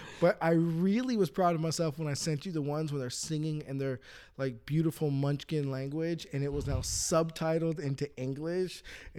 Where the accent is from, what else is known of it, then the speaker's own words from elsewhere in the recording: United States; I'm an American